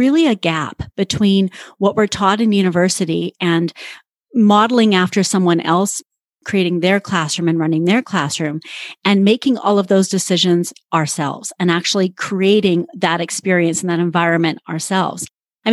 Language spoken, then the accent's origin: English; Canada; accent: Canadian; moved away; I was living in Canada at the time. You'll probably hear my Canadian accent